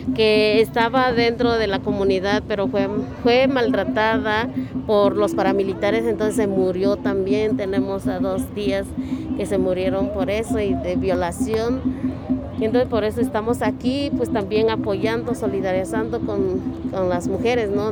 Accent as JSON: {"language": "Spanish", "town": "Tierra Blanca Copala", "region": "Oaxaca", "country": "Mexico", "moved": "as an adult", "said": "Nosotros somos desplazados de Tierra Blanca, Copala, Oaxaca"}